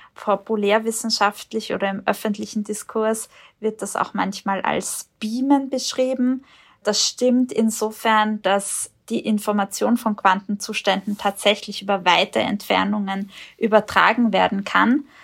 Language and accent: German; Austria; hier bei uns in Österreich